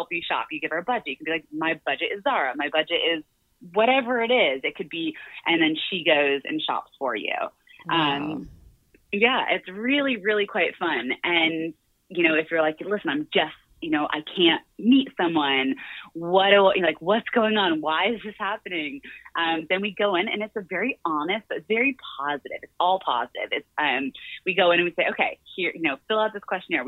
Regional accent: Florida, United States; moved away as an adult; also born or lived in London; I'm from Florida originally, grew up in a really modest household.

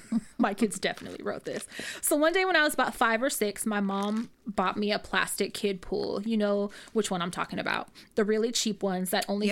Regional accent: Rodeo, California, United States; I grew up in Rodeo.

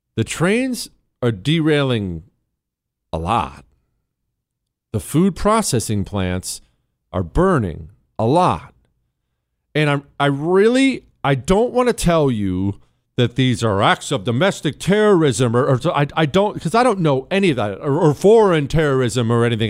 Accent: United States; I'm an American

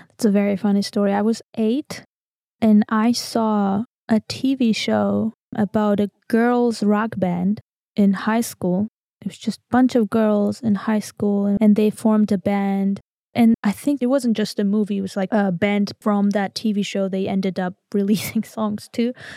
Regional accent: Armenia; English is a second language; I'm from Armenia

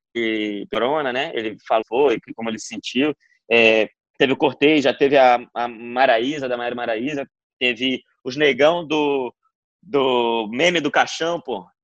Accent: Belém, Pará, Brazil; eu sou de Belém

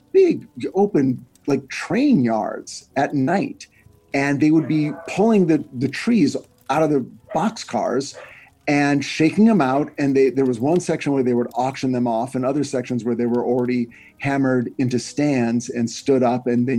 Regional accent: Monterey Park, California, United States; I grew up in Monterey Park, which is in East LA. So just a few minutes outside of downtown LA, but east.

